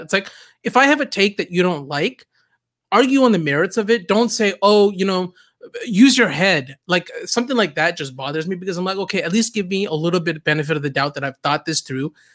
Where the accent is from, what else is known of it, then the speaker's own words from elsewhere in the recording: Southern California, United States; also born or lived in Canada; I grew up in Southern California. I moved here, uh, in the sixth grade. Uh, I moved here from, actually, Canada